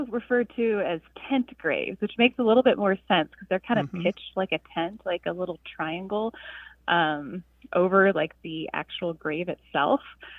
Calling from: Denver, Colorado, United States; I'm calling from Denver, Colorado.

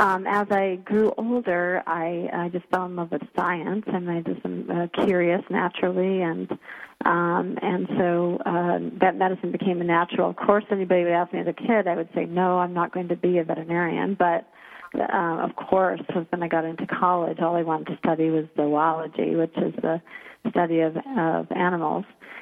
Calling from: Seattle, Washington, United States; I'm calling in from Seattle, Washington, in the Ballard area.

